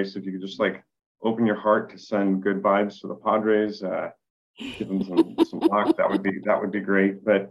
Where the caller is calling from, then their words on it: San Diego, California, United States; I'm coming from San Diego.